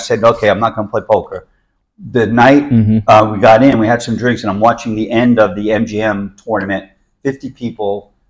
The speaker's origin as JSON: {"language": "English", "region": "New York", "country": "United States", "moved": "yes", "lives_now": "Orlando, United States", "said": "Originally from New York."}